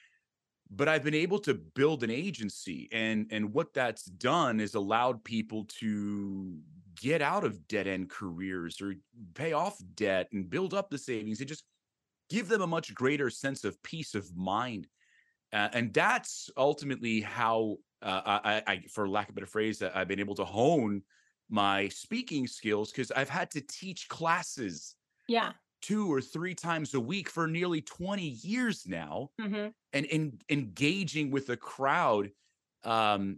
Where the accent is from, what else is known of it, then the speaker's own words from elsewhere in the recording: Long Island, New York, United States; I grew up here in Long Island